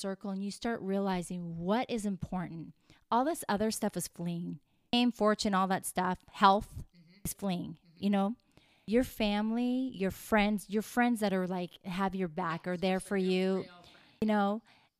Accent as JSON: {"language": "English", "town": "Vauxhall", "region": "Alberta", "country": "Canada", "tie": "born or raised there", "moved": "as an adult", "lives_now": "Los Angeles, United States", "said": "I'm a Canadian girl who grew up on a farm"}